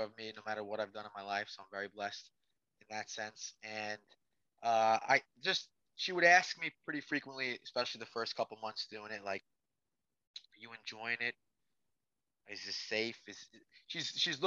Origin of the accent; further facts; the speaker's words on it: New York, United States; being a New Yorker